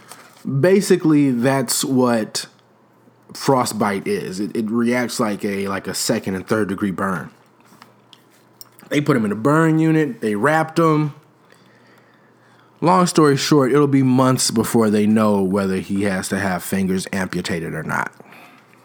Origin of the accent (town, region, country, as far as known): Chicago, Illinois, United States